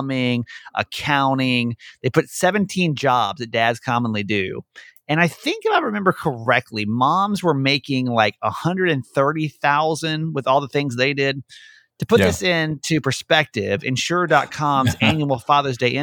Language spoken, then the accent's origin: English; Georgia, United States; moved away; I'm from Georgia originally